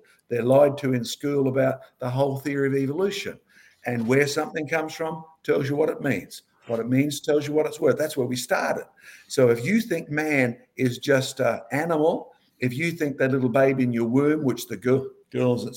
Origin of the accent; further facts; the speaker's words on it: Scotland, United Kingdom; moved away; we Scots are a strange bunch.